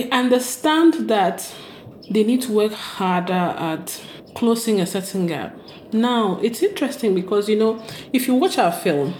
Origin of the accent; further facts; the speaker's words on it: Ghana; as Ghanaian women